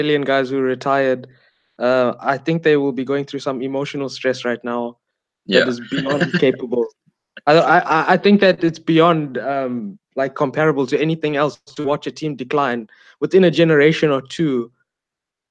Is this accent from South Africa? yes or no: yes; South Africa; as a South African